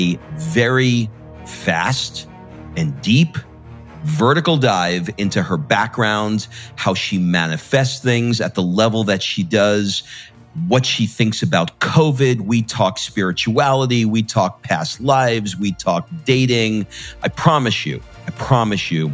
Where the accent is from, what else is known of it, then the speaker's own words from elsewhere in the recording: New York City, New York, United States; I grew up in Rigo Park